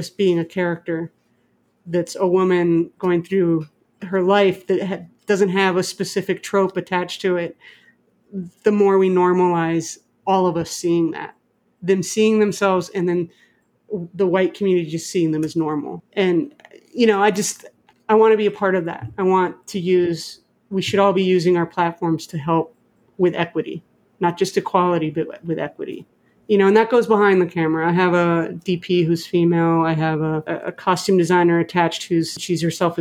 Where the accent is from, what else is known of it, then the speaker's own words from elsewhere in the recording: Mexico; moved away; I grew up in Mexico too. I didn't grow up here.